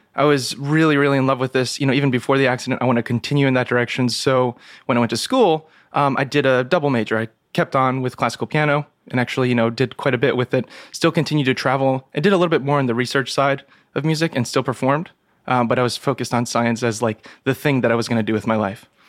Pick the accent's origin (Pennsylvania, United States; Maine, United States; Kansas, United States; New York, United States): New York, United States; New York City; also born or lived in Ithaca, New York; growing up in New York City, spending basically my whole life here until college